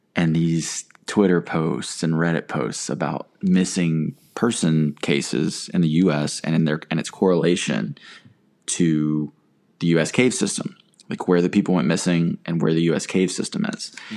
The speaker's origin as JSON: {"language": "English", "region": "North Carolina", "country": "United States", "tie": "born or raised there", "said": "growing up around North Carolina"}